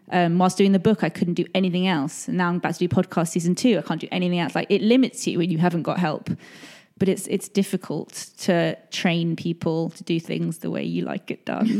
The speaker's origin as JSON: {"language": "English", "region": "England", "country": "United Kingdom", "said": "I'm English"}